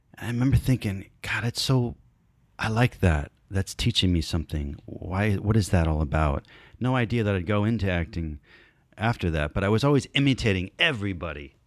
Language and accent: English; Stone Mountain, Georgia, United States; born or raised there; also born or lived in North Bergen, New Jersey